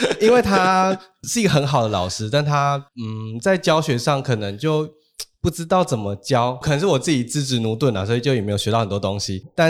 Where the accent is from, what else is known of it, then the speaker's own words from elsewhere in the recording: Taiwan; first language Taiwanese Hokkien; Chinese is a second language; 然后再来是我的母语是台语，那因为其实印刷厂的这些大哥啊都是讲台语比较多，所以他们会觉得我其实很亲切